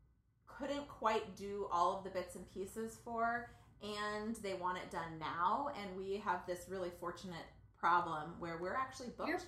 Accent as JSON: {"language": "English", "town": "Santa Barbara", "region": "California", "country": "United States", "tie": "born or raised there", "said": "in Santa Barbara, we grew up on the Westside in a two-bedroom, one-bathroom house."}